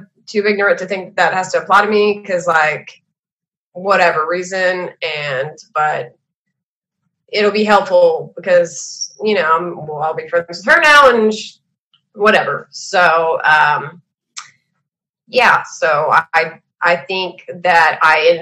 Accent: Texas, United States; I'm from Texas

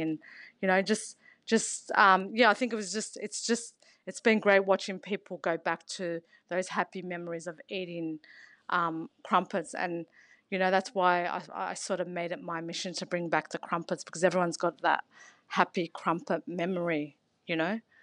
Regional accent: San Souci, New South Wales, Australia; I grew up in San Suzy in New South Wales

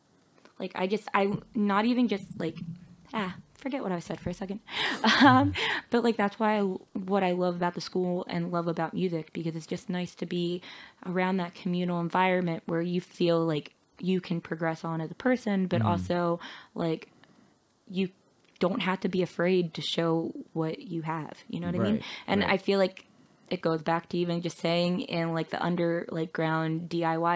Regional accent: Ridley, Pennsylvania, United States; I'm from Ridley

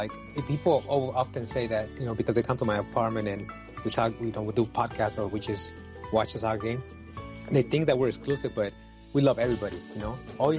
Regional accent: San Francisco, California, United States; moved away; also born or lived in Puebla, Mexico; Yeah, I was born in Puebla, in Mexico. And then my father migrated to the U.S. because of, you know, it is what it is. So he came over and then we followed and he lived in San Francisco.

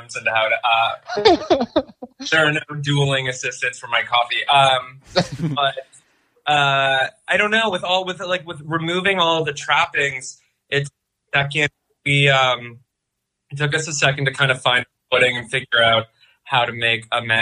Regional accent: Cornwall, Ontario, Canada; moved away as an adult; also born or lived in Montreal / Greenpoint, Brooklyn; now in New York, United States; I'm from Cornwall, Ontario, which is close. It's like an hour from Montreal on the way to Toronto.

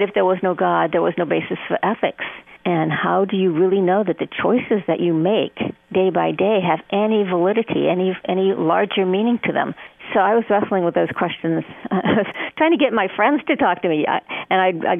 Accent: New Mexico, United States; I was in New Mexico, and it was a very, very secular state

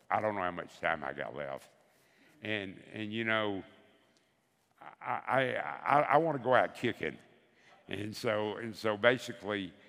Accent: the South, United States; and so they picked somebody from every area of the country, and I was from the South.

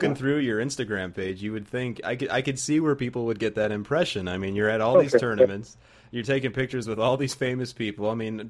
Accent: Chicago, Illinois, United States; I say I'm from Chicago.

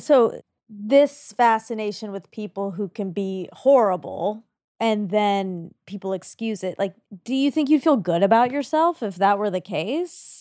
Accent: Georgia, United States; now in Los Angeles, United States

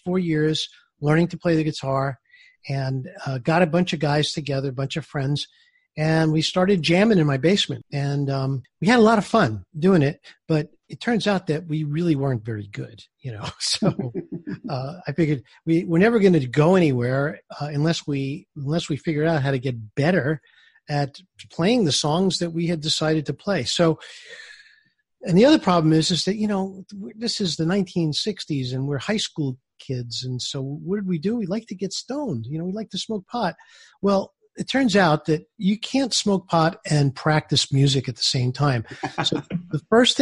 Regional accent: New York City, New York, United States; I grew up in Brooklyn, New York

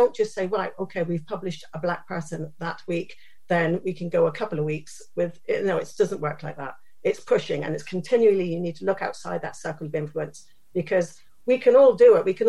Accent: Downderry, South West England, United Kingdom; I was brought up in a small village called Downderry in southeast Cornwall, on a small council estate with my mum.

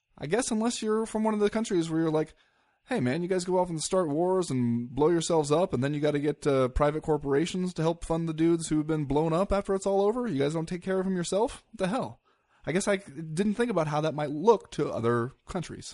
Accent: United States; as an American

